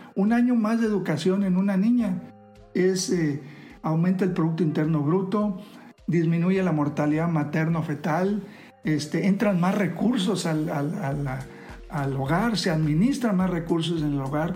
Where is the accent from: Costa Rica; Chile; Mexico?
Mexico; todos somos mexicanos